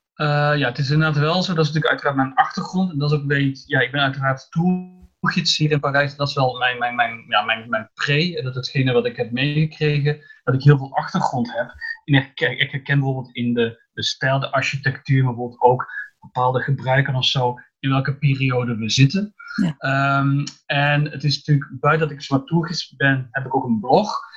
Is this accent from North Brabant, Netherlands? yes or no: yes; Breda, North Brabant, Netherlands; also born or lived in Antwerp, Belgium / Belgium; now in Paris, France; ik kom uit Breda